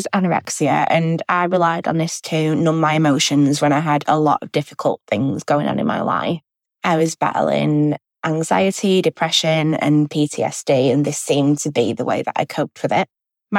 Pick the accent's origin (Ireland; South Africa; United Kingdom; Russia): United Kingdom; Manchester, North West England; I'm 25 and I'm from Manchester in England in the UK.